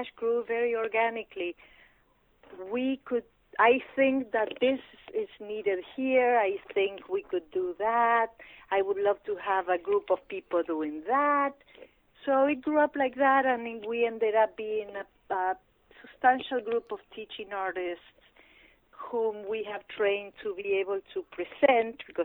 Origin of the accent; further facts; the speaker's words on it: Pergamino, Buenos Aires Province, Argentina; moved away; In my hometown of Pergamino, in the province of Buenos Aires